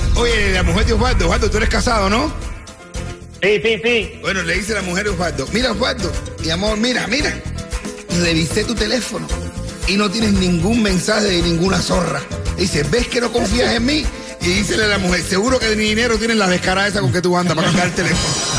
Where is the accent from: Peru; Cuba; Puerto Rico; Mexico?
Cuba; now in Miami, United States